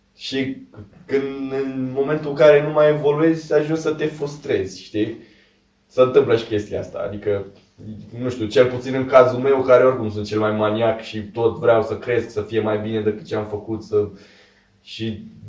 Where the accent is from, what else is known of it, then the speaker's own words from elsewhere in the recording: Câmpina, Prahova, Romania; moved away; am plecat și eu de la Câmpina